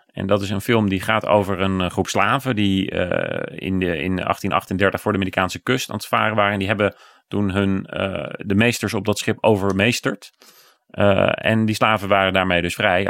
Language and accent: Dutch; Bommelerwaard, Gelderland, Netherlands; Ik kom zelf uit de Bommelerwaard, daar niet al te ver vandaan